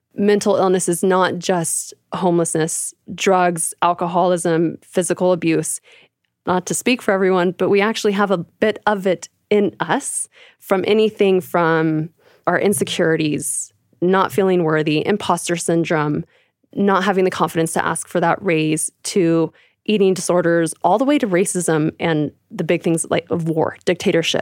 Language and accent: English; California, United States; also born or lived in Arizona; now in Calgary, Canada; I'm originally from California. I was raised there, actually, on a cute little strawberry patch